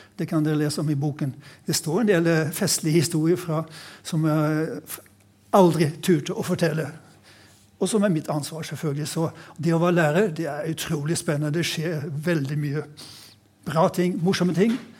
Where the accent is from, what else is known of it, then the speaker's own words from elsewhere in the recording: Sweden; now in Norway; jeg har vokst opp i Sverige